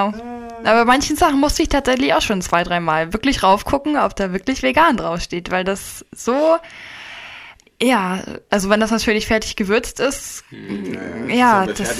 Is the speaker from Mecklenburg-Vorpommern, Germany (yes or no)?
yes; Stralsund, Mecklenburg-Vorpommern, Germany; also wir kommen ja direkt aus dem Norden, Stralsund.